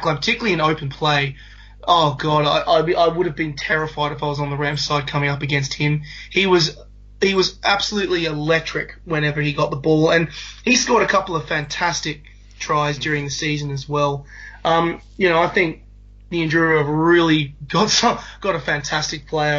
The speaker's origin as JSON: {"language": "English", "region": "New South Wales Country", "country": "Australia", "said": "I'm from New South Wales Country"}